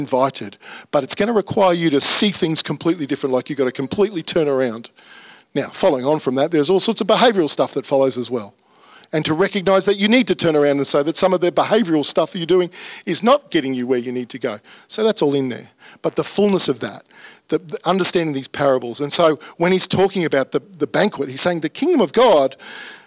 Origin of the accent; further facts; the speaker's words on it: Brisbane, Queensland, Australia; my childhood was in the northwest suburbs. I grew up in Fernie Hills